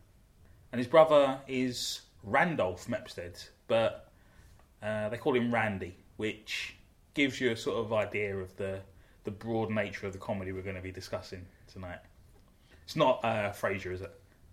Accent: London, United Kingdom; growing up in South London

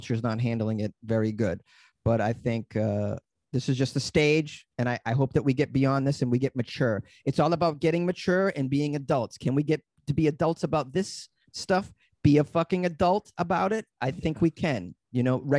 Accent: Boston, Massachusetts, United States; moved away as an adult; also born or lived in New York / Los Angeles; I said I was from Boston

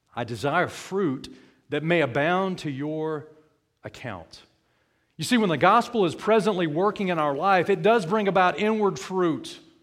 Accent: South Alabama, United States; When I grew up in South Alabama

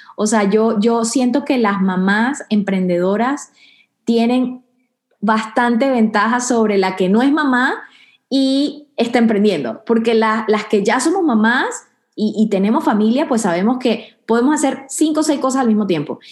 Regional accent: Venezuela; now in Houston, United States; vengo de, Venezuela, de un pueblo pequeño

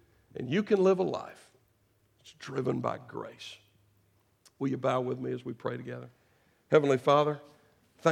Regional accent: United States; I am an American

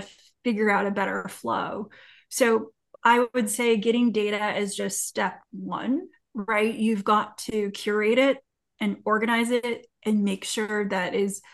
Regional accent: California, United States; now in North Carolina, United States; I'm from California, but I live in North Carolina right now

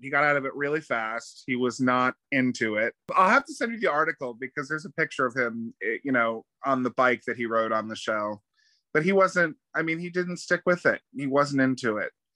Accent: New Smyrna Beach, Florida, United States; also born or lived in Pompton Plains, New Jersey; I was born in New, in New Jersey, but I went to school here. I graduated high school in New Smyrna Beach. So I've been, you know, I'm I'm essentially a Florida boy, recovering New Jerseyite

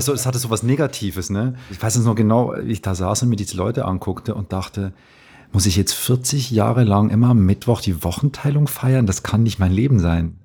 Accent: Switzerland

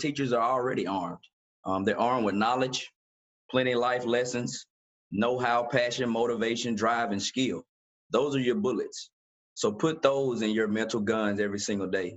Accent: Damascus, Georgia, United States; Me growing up in Damascus, Georgia, average household income, $18,646.

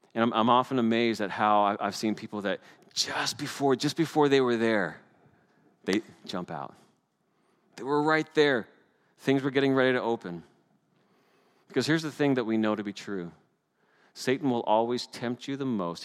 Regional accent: Canada; As a Canadian

